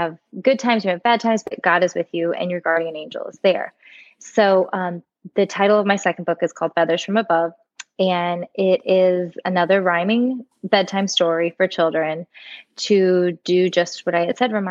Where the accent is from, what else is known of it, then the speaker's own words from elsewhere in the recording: Florida, United States; moved away as an adult; now in Nashville, United States; I am born and raised in Florida, just recently and bitterly moved to Nashville, Tennessee